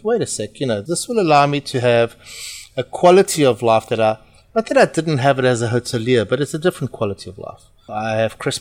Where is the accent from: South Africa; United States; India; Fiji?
South Africa; accent: South African; moved away as an adult; also born or lived in Portugal; now in United Kingdom; I am Portuguese. My funny accent is from South Africa, and I was born in South Africa and I grew up in South Africa